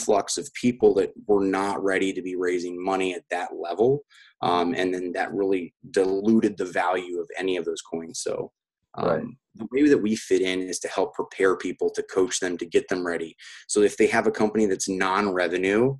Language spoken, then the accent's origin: English; United States; I'm from the United States